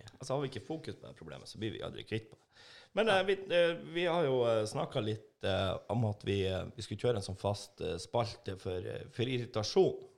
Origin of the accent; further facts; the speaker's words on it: Northern Norway, Norway; now in Trondheim, Norway; Vi er jo nordlendinger